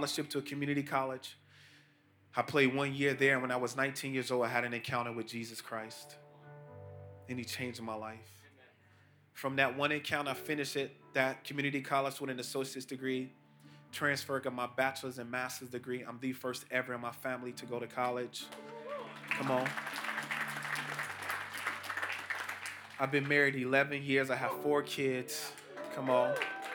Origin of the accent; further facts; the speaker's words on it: Chicago, Illinois, United States; I'm from Chicago, not even 17 miles from here. I grew up in the housing projects called Augale Gardens